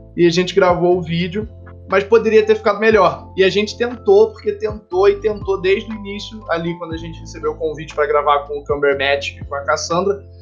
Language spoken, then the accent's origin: Portuguese; Petrópolis, Rio de Janeiro, Brazil; Aqui em Petrópolis, a gente fica visitando o Museu Imperial uma vez por ano na escola